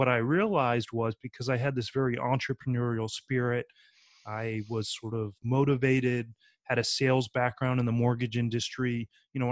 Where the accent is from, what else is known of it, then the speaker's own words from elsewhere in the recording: North Carolina, United States; moved away as an adult; now in New Orleans, United States; I grew up in North Carolina